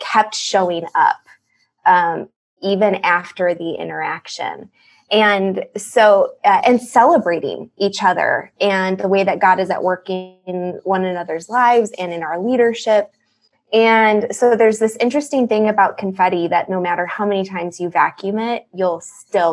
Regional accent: Chicago, Illinois, United States; I'm from the Chicago area, born and raised here

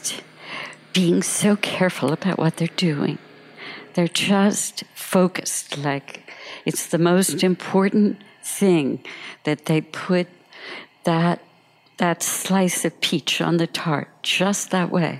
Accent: New Jersey, United States; moved away; I grew up in New Jersey in a very sort of lower class family

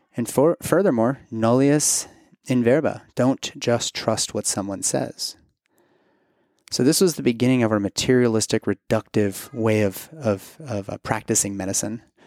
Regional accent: Kentucky, United States; moved away; my home state of Kentucky

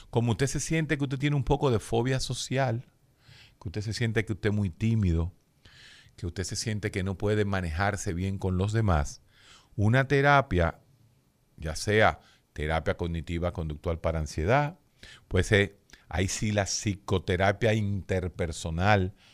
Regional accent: Dominican Republic; Uno se pregunta, ¿por qué? ¿Somos los médicos dominicanos mejor que los de allá?

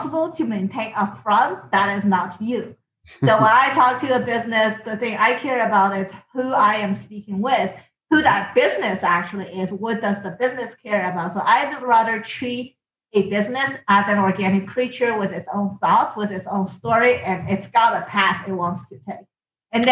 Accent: China; moved away as an adult; I came from China

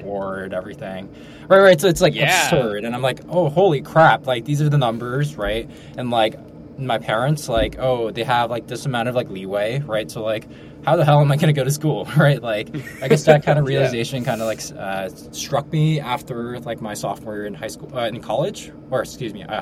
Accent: Ridgewood, New Jersey, United States; I grew up in North Jersey, suburbs, Ridgewood, Bergen County

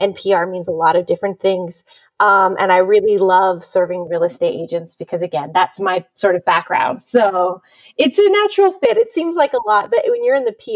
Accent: Southern California, United States; born or raised there; now in Las Vegas, United States

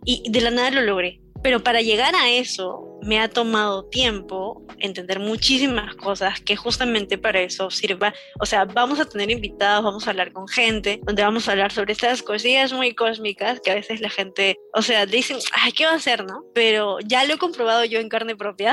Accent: Peru; en Perú, porque yo soy de Perú

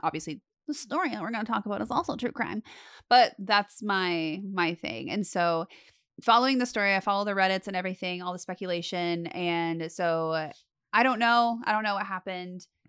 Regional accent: Las Vegas, Nevada, United States; I grew up in Las Vegas

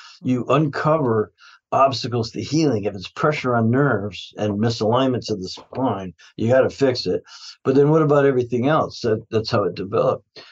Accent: Canada; I grew up in Canada

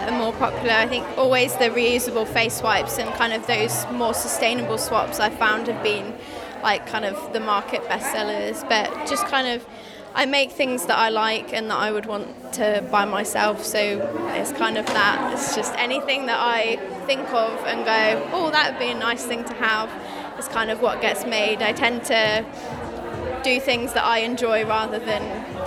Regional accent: Shropshire, West Midlands, United Kingdom; I'm an artist and designer from Shropshire

